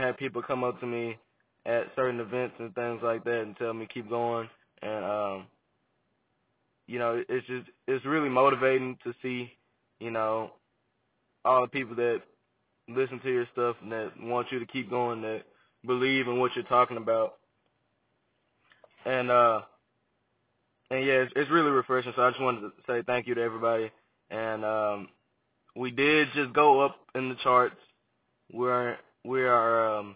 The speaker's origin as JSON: {"language": "English", "town": "Memphis", "region": "Tennessee", "country": "United States", "tie": "born or raised there", "also_born_or_lived": "Arkansas", "said": "I'm a Memphis native. I grew up in Memphis. Been in Memphis all my life"}